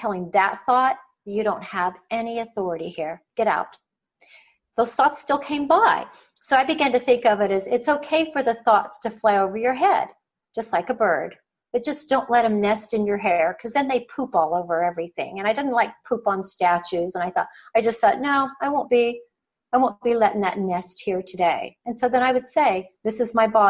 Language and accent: English; Oklahoma, United States; Growing up in Oklahoma, you know, and under the shadow of the Oral Roberts Prayer Tower